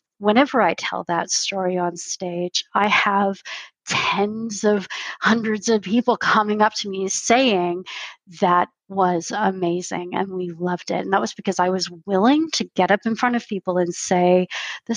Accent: California, United States; moved away as an adult; now in Canada; I didn't just grow up in America. I grew up in California

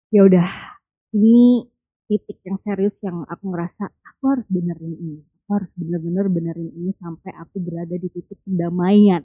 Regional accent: Java, Indonesia; aku orang Jawa

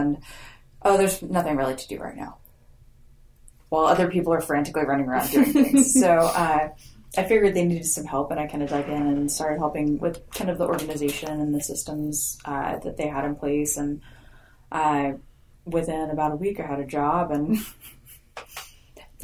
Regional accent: Grand Prairie, Texas, United States; moved away as an adult; also born or lived in Oklahoma; now in Oklahoma City, United States; I grew up in the Dallas area, kind of Grand Prairie. It's a little suburb there. And came up here for school

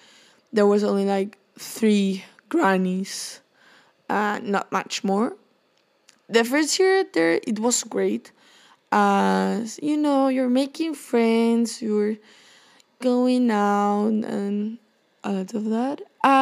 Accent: Seville, Andalusia, Spain; English is a second language; also born or lived in Basque Country; So, firstly, I was born in the Basque Country, which is in Spain. I'm a Spanish person, and I don't know if you can tell from my accent, which I don't think I have, but some people say it.

